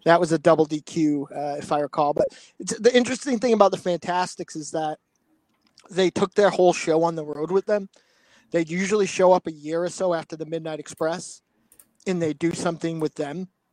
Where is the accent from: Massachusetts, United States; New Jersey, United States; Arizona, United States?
Massachusetts, United States; Boston; my hometown